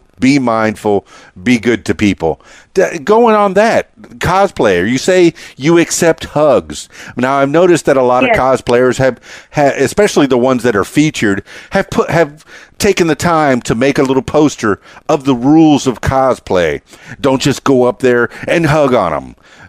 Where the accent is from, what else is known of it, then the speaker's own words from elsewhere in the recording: Miami, Florida, United States; I'm a Cuban guy. You know, white guy from Miami.